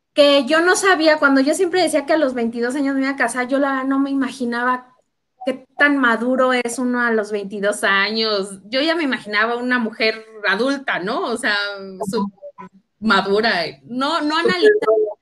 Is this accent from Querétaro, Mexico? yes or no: yes; Querétaro, Mexico; also born or lived in Uruapan, Michoacán; yo nací en Michoacán, yo soy de Uruapan, Michoacán, familias de allá, y me vine desde los siete años aquí a vivir a Querétaro con mis papás.